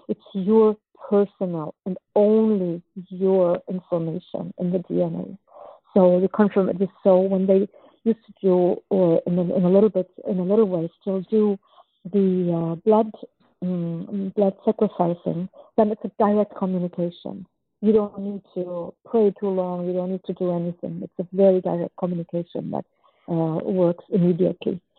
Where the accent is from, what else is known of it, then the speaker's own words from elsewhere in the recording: Germany; moved away; also born or lived in Czechoslovakia; since we escaped uh, Czechoslovakia when I was two, and I grew up in Germany and then in, in, different other countries